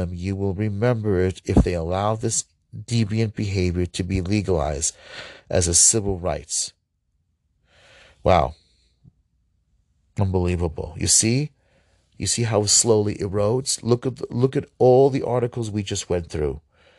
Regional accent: Ohio, United States; I'm going in my home state of Ohio.

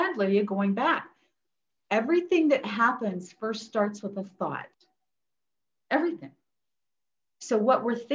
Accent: West Virginia, United States; we're from West Virginia, daughter of a steel worker, you know, and a homemaker

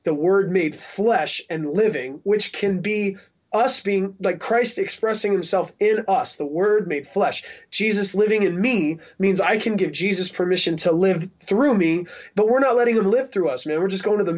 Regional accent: Salt Lake City, Utah, United States; I'm also from the Salt Lake City hardcore scene

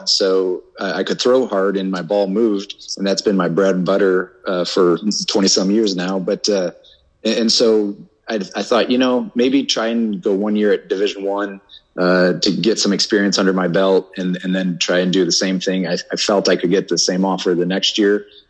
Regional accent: Sioux City, Iowa, United States; also born or lived in Seattle; played 4 seasons with my hometown, Sioux City Explorers

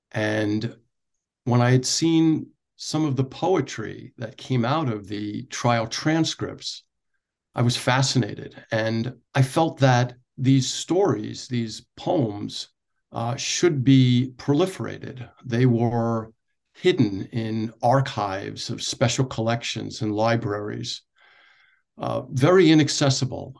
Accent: Oceanside, New York, United States; moved away as an adult; also born or lived in Brooklyn, New York; now in Wichita, United States; I was born in Brooklyn, New York, in Bensonhurst. And as a child, we moved out to Oceanside in Nassau County on Long Island, uh, where I grew up

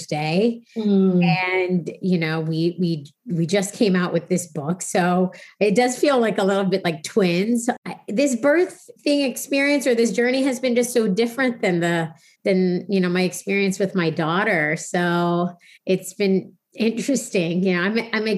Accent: Virginia, United States; now in New York City, United States; I grew up in Virginia

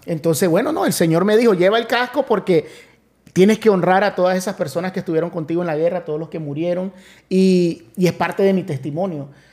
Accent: Miami, Florida, United States; moved away as an adult; now in Orlando, United States; yo soy de Miami

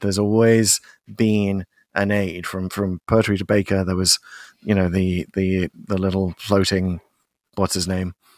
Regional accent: United Kingdom; as a Brit.

